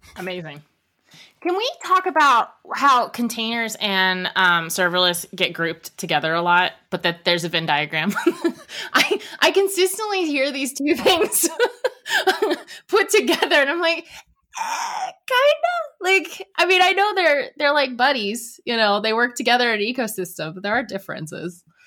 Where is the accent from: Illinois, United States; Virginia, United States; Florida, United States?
Virginia, United States; Northern; I grew up in Nova and the two beaches, it's Ocean City, Maryland and Virginia Beach